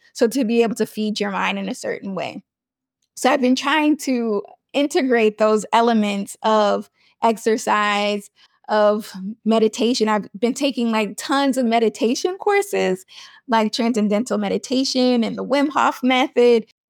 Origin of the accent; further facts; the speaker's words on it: New York, United States; I'm from New York